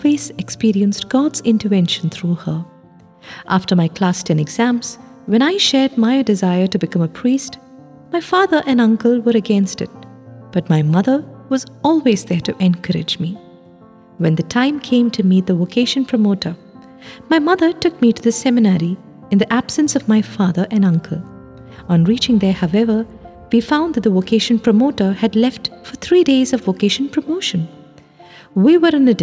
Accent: Mannar, Kerala, India; moved away as an adult; now in Rome, Italy; I was born in Mannar, a small village in Kottayam

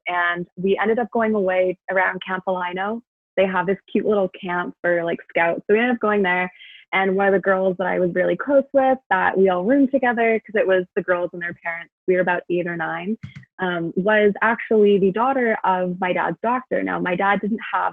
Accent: Vancouver, British Columbia, Canada; I grew up in Vancouver

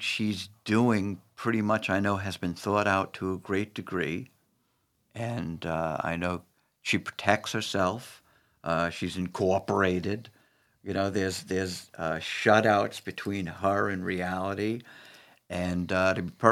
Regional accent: New York City, New York, United States; where I grew up in Brooklyn

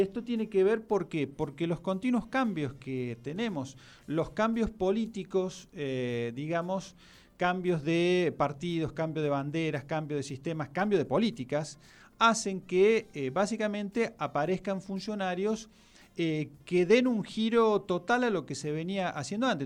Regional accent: Argentina; Argentina, no por algo eh, somos

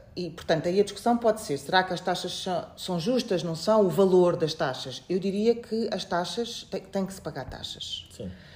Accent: Portugal; moved away as an adult; also born or lived in Beira, Mozambique / Coimbra, Portugal; now in Mozambique; nasci na Beira, fui muito cedo, com 4 anos, para Portugal

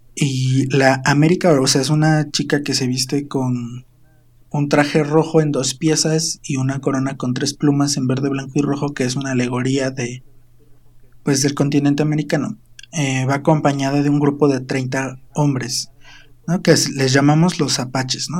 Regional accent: Quebrantadero, Morelos, Mexico; Mi pueblito se llama Quebrantadero

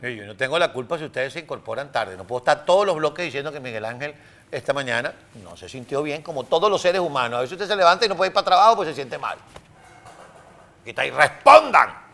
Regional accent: Venezuela; moved away as an adult; now in United States; Cuando yo me fui de Venezuela en el año 2007

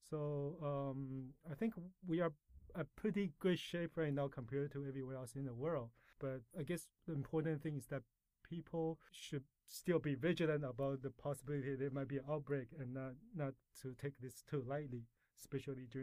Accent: Canada; also born or lived in Taiwan; Well, I was born in Taiwan, and uh, my family immigrated to Canada when I was 12, and that's where I did most of my education and uh, lived most of my life.

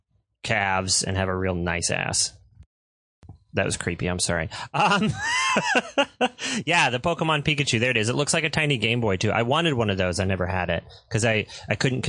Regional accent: United States; I'm an American.

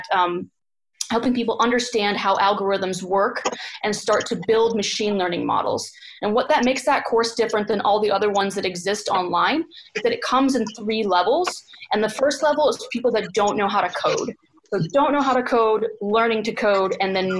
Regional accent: United States; moved away; I'm an American coming from the States.

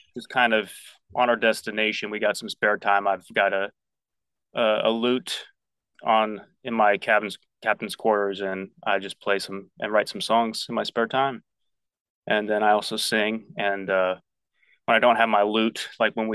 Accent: Washington, District of Columbia, United States; moved away as an adult; now in Nashville, United States; I'm originally from the DC area, mm-hmm. and moved to Nashville 10 years ago

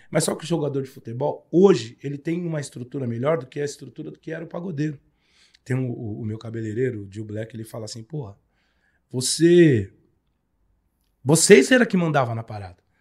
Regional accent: Peruche, São Paulo, Brazil; Eu sou nascido e criado na Unidos da Peruche.

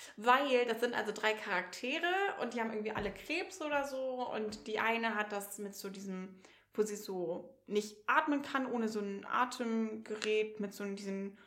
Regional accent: Northern Germany, Germany; für mich als Norddeutsche

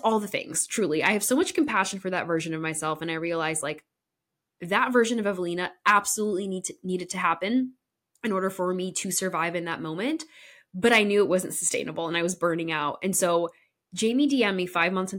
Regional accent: Connecticut, United States; My hometown in Connecticut neighbored actually the town that my parents currently live

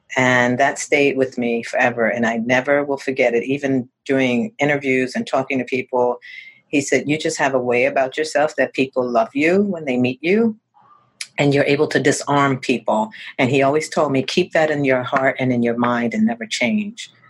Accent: Northeast Corridor of America, United States; moved away as an adult; now in Naples, United States; I'm from the Northeast Corridor of America, which is New York, Connecticut, Philadelphia, Boston, that whole area

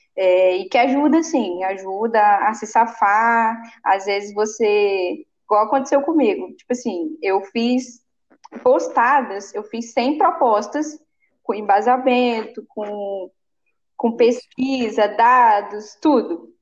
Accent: Bahia, Brazil; now in Espírito Santo, Brazil; Eu sou baiana, minha família também, todo mundo nordestino.

